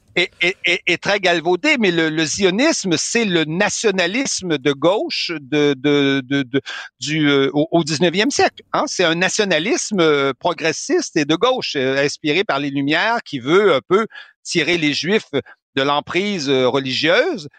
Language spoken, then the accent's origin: French; Canada; now in France; chez nous au Canada